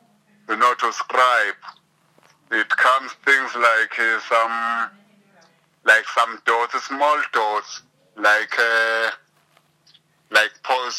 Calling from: Soshanguve, Gauteng, South Africa; As of now, I'm at Soshanguve.

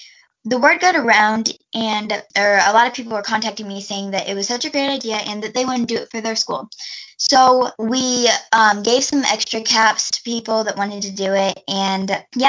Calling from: Fort Wayne, Indiana, United States; I am 11 years old. And right now, I am calling from Fort Wayne, Indiana.

